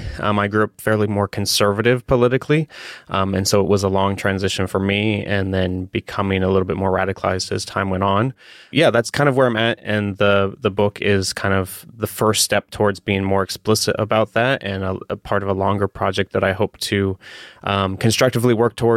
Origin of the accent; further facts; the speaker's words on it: Columbus, Ohio, United States; I grew up in Columbus, Ohio. I was Methodist, charismatic upbringing.